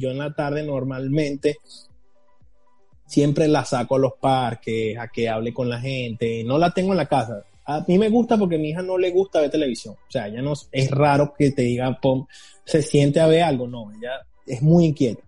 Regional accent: Venezuela; moved away as an adult; now in United States; yo vengo de Venezuela y yo trabajaba

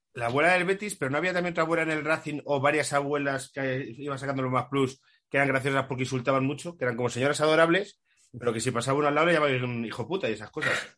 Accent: Community of Madrid, Spain; para la gente que somos de Madrid

